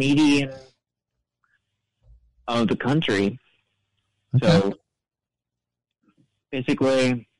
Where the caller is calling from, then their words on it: Missouri, United States; Say Missouri.